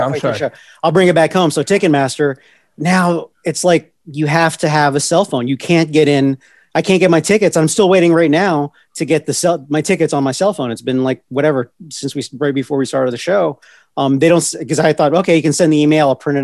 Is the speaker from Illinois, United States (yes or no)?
no; Virginia, United States; moved away as an adult; also born or lived in Los Angeles; I grew up in Virginia